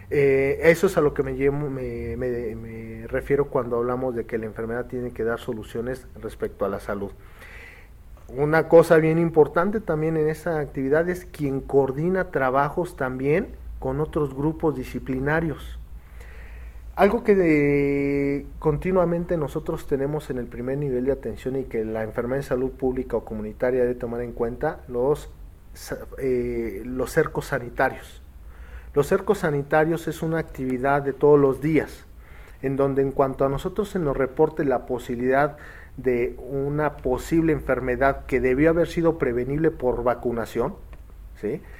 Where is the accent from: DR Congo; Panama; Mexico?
Mexico